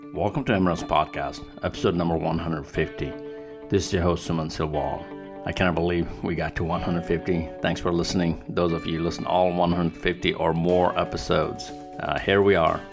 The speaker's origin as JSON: {"language": "English", "country": "Nepal", "moved": "yes", "lives_now": "United States", "said": "I'm from Nepal"}